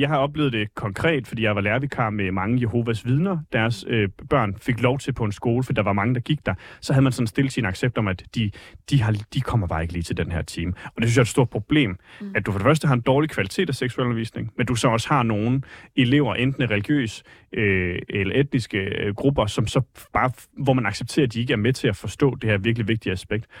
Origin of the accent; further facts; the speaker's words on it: Vejle, Southern Denmark, Denmark; moved away as an adult; now in Copenhagen, Denmark; Jeg er født og opvokset i Vejle, flyttet til København for en uh, tre års tid siden